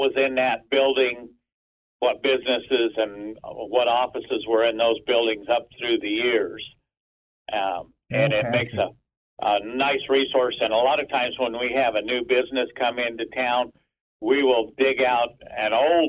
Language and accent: English; Villisca, Iowa, United States; I grew up in Villisca in my younger years.